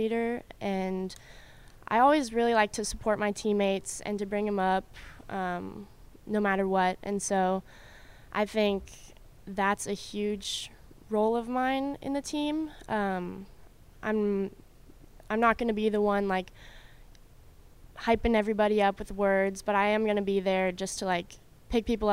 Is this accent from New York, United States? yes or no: no; Colorado, United States; moved away as an adult; also born or lived in California; now in Clarksville, United States; I moved to Colorado when I was about 3, so, and then I grew up in Colorado